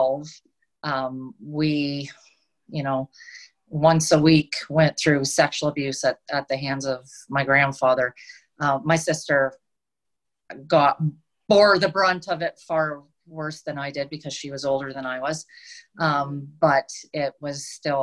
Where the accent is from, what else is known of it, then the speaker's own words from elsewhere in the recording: Ontario, Canada; moved away as an adult; now in British Columbia, Canada; I grew up in Ontario. I lived there until I was 30. And then I moved out to British Columbia, and I've been here ever since.